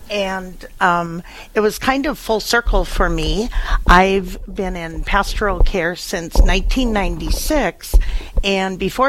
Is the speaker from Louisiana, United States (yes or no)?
no; Fargo, North Dakota, United States; moved away as an adult; also born or lived in Illinois; now in Fargo, United States; I grew up in Fargo.